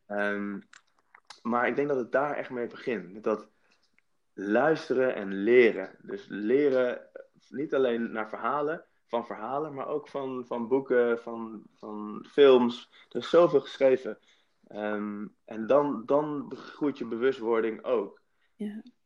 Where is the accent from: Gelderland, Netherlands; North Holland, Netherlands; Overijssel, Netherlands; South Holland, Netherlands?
Gelderland, Netherlands; Nijmegen; in het witte Nijmegen-Oost, waar ik ben opgegroeid